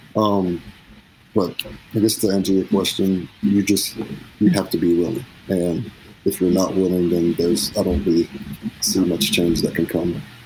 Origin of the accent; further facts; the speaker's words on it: Cleveland, Tennessee, United States; I'm from Cleveland, Tennessee.